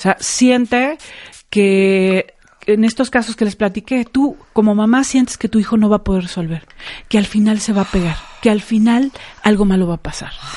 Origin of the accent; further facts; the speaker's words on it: Mexico; como mexicanos, somos muy así